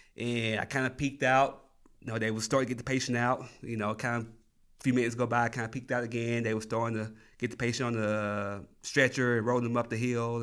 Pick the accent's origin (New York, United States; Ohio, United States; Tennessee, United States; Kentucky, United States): Tennessee, United States; moved away as an adult; now in New Mexico, United States; I'm originally from Tennessee. I, uh, moved out to New Mexico in two thousand thirteen.